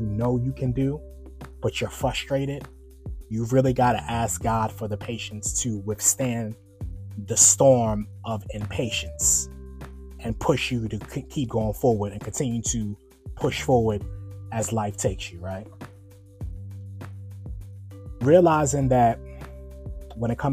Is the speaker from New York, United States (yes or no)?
yes; New York, United States; now in Virginia, United States; I'm originally from New York, and I live in Virginia now